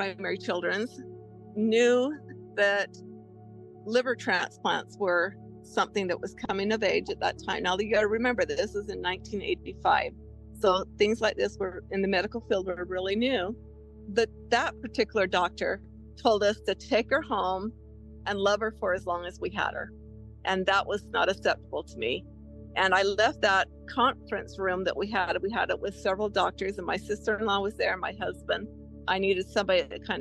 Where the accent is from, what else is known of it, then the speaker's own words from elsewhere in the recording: Utah, United States; I was from Utah and far away from home